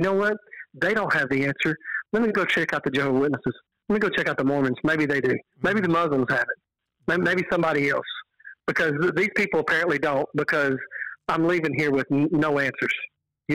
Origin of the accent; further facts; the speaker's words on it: Texas, United States; I'm from Texas." She said, "Yeah, I can tell by the accent."